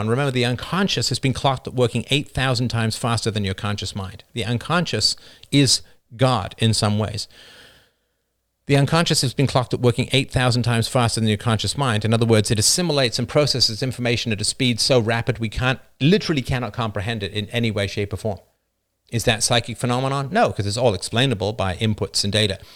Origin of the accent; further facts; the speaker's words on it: Ireland; moved away; also born or lived in North America; I wasn't born in North America. I was born in Ireland